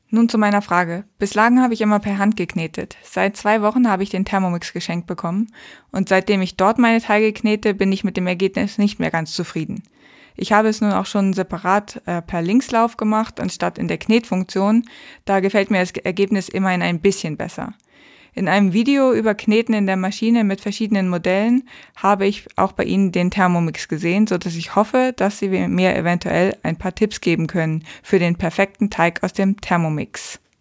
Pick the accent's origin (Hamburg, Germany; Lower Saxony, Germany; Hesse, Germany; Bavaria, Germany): Hamburg, Germany; aus meiner Heimatstadt, aus Hamburg